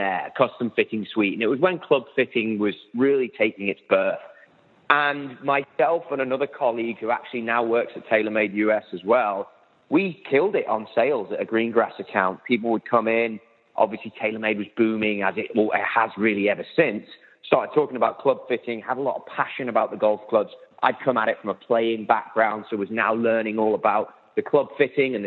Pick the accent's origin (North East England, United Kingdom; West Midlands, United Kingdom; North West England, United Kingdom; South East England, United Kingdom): North West England, United Kingdom; Liverpool; now in Los Angeles, United States; as you can tell, my accent, I'm not a New Yorker, and I'm certainly not an LA guy, even though I live out here. So I'm from Liverpool, England, which I'm actually just south